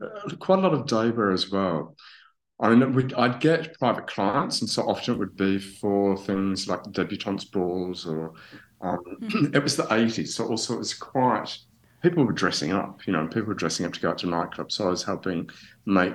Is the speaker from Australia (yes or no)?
yes; Australia; now in Paris, France; I'm from Australia. I'm from Australia, and that's where I started my career